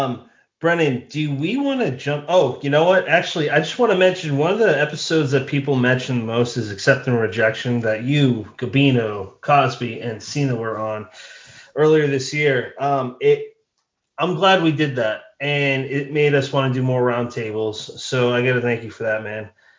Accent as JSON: {"language": "English", "country": "Ireland", "said": "Well, I'm Irish, so yeah."}